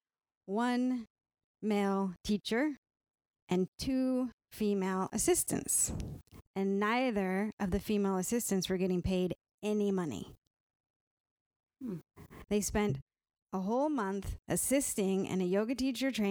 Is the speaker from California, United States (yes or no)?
yes; California, United States; moved away; I was raised in California